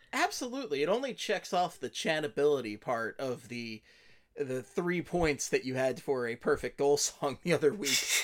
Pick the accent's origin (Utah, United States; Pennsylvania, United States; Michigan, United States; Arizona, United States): Pennsylvania, United States; Philadelphia; I was born in Philadelphia